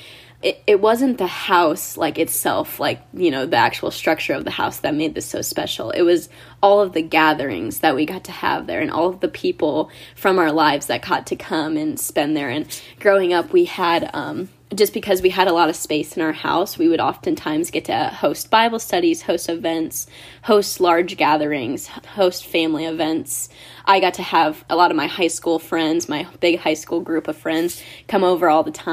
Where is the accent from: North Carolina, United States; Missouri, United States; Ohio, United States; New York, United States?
Ohio, United States; I've lived in the same house for 22 years, and it was a great place to grow up. I'm from Ohio.